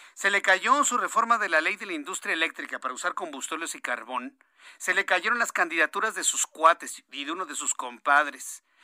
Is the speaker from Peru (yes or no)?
no; Mexico; Los mexicanos somos mucha pieza